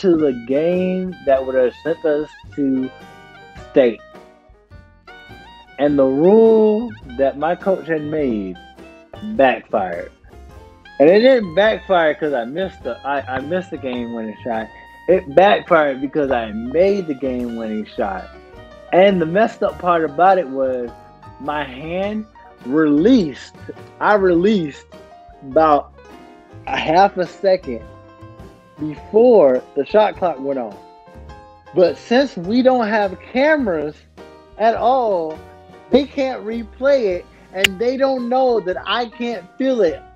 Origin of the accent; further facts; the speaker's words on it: Southern Georgia, United States; also born or lived in Wayne County, Georgia / Ware County, Georgia / Kentucky; now in New York, United States; I'm from Southern Georgia.